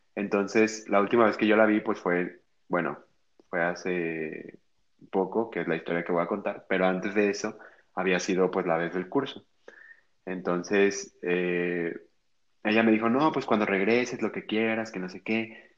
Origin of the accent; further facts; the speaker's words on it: Guadalajara, Jalisco, Mexico; yo soy de aquí de Guadalajara